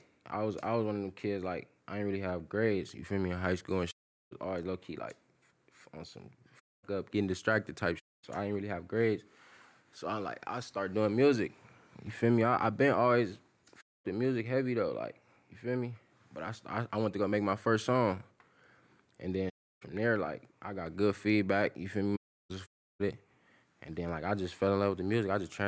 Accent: Los Angeles, California, United States; I'm from Westmont, you feel me? I grew up in, like, Westmont area

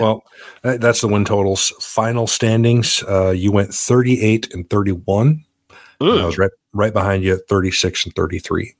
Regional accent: South Dakota, United States; growing up in South Dakota.

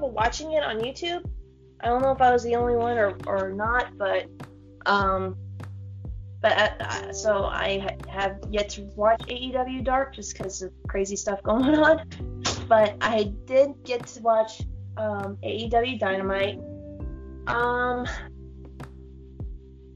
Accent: the South, United States; I'm from the South

